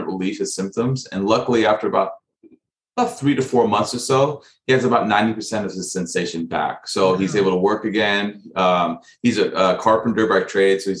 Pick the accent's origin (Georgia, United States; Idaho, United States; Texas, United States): Texas, United States; Dallas; I grew up in Dallas, Texas